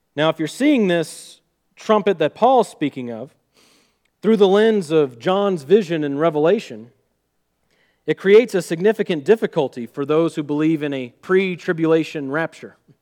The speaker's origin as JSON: {"language": "English", "region": "Missouri", "country": "United States", "accent": "Missouri", "said": "my Missouri accent"}